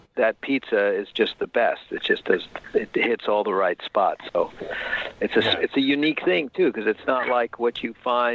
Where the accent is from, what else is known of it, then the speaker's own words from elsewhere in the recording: New York, United States; now in California, United States; they make fun of my California accent, because they don't sound like I'm from Long Island anymore.